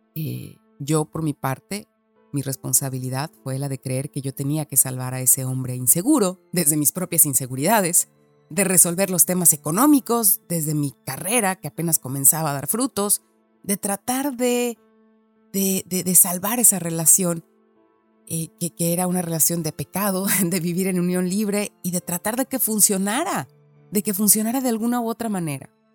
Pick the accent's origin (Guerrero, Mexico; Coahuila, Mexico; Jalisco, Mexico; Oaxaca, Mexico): Jalisco, Mexico; Guadalajara; accent: Mexican; moved away as an adult; also born or lived in Mexico City / London; la primera vez que me mudé de mi ciudad, de mi colonia, de Guadalajara, me mudé a la Ciudad de México